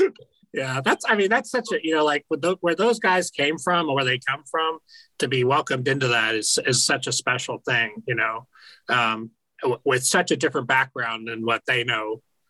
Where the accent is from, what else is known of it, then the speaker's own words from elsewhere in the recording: United States; as an American